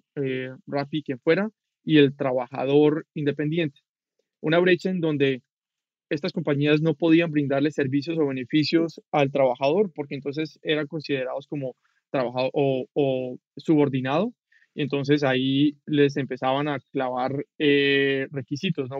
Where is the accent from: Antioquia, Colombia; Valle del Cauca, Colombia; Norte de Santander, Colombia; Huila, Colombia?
Valle del Cauca, Colombia; Cali; moved away as an adult; now in Mexico; soy colombiano, vivo en México hace siete años